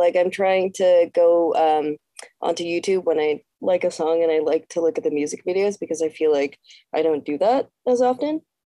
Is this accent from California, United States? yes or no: yes; the Bay Area, Northern California, United States; moved away as an adult; now in Los Angeles, United States; I'm from Northern California, like the Bay Area.